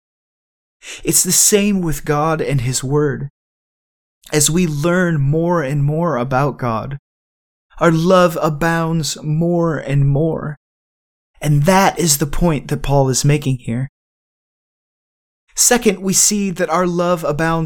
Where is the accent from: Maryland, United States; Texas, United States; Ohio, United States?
Ohio, United States; Cleveland; moved away; I'm originally from Cleveland, and so I've grown to be a rather die-hard Cleveland